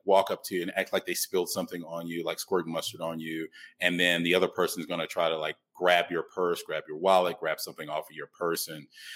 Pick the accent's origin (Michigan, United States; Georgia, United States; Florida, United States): Georgia, United States; Atlanta; moved away as an adult; now in Mexico City, Mexico; I'm from Atlanta